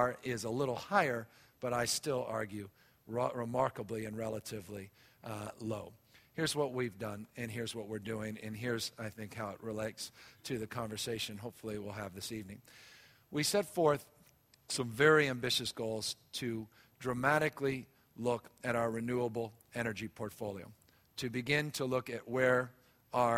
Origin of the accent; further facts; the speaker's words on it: San Francisco, California, United States; I was raised out here in San Francisco